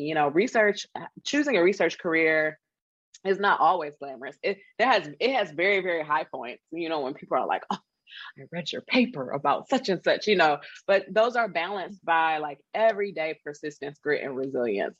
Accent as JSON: {"language": "English", "town": "Detroit", "region": "Michigan", "country": "United States", "said": "I am from a factory town. Okay. I am from Detroit."}